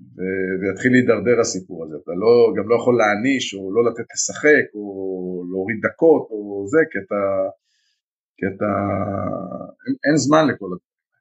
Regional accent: Israel; אנחנו ישראלים

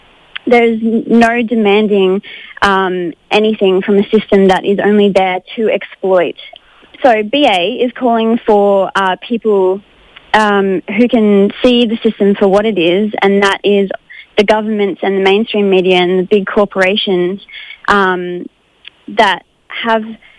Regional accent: Brisbane, Queensland, Australia; I'm from Brisbane, Meanjin.

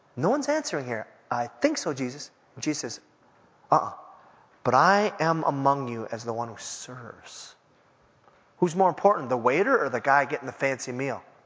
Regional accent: Minneapolis, Minnesota, United States; I was from Minneapolis

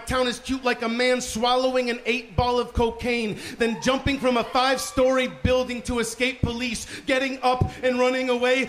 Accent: Baytown, Texas, United States; also born or lived in Huntsville; I grew up in Baytown.

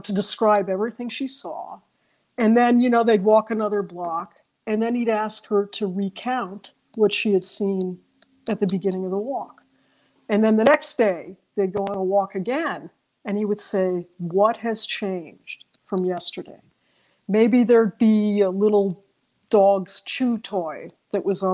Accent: New York City, New York, United States; I grew up in New York City and we took walks

